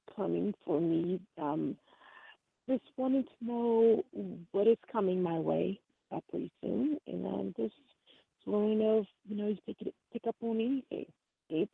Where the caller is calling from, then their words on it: Louisiana, United States; I'm calling from Louisiana